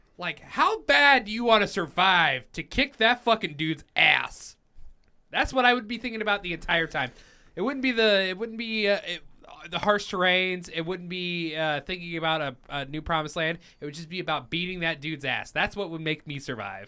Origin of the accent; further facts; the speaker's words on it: Cheyenne, Wyoming, United States; I was born in Cheyenne, Wyoming